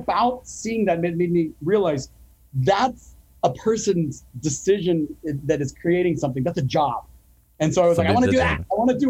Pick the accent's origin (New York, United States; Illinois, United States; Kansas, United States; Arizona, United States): Arizona, United States; Phoenix; So I grew up in Phoenix